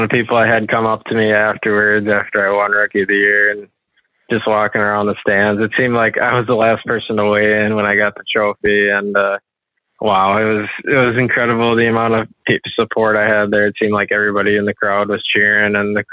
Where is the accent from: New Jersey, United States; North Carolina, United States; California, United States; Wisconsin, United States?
Wisconsin, United States; Wisconsin River, United States; I grew up on the Wisconsin River, fishing current for smallmouth and largemouth